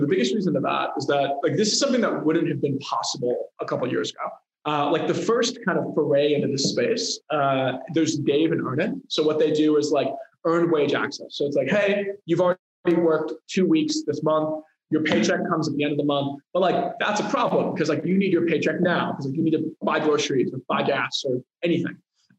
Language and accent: English; Chicago, Illinois, United States; now in Silicon Valley, United States; I'm coming from Chicago. I think the biggest thing that changed my startup career was coming out here.